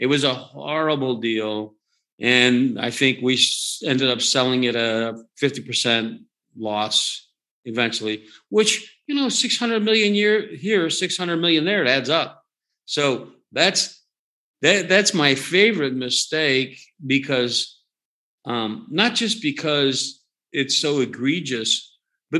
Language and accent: English; Pittsburgh, Pennsylvania, United States; also born or lived in Philadelphia, Pennsylvania / upstate New York / San Francisco; now in Dallas, United States; I was born on the south side of Philly, upstate New York. I mean, And then I grew up in Pittsburgh quite a bit